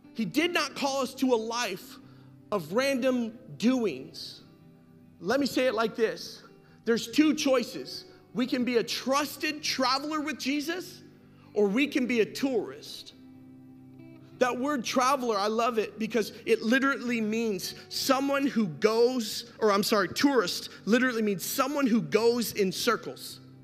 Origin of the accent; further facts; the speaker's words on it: Las Vegas, Nevada, United States; I grew up in Las Vegas during my teen years.